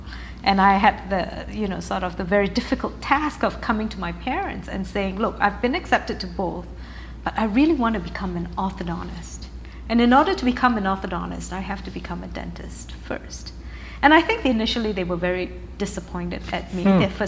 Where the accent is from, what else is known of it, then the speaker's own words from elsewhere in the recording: Malaysia; also born or lived in United Kingdom / United States; now in Canada; I'm actually British by birth. My father was in the army, and he studied at Sandhurst Military Academy in England. Malaysian by upbringing, that's the Asian part of me. American by education, and now I'm Canadian by citizenship.